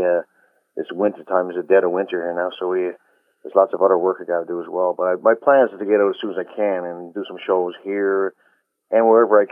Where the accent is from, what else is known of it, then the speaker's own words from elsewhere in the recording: Black Tickle, Newfoundland and Labrador, Canada; growing up there, you know, as a kid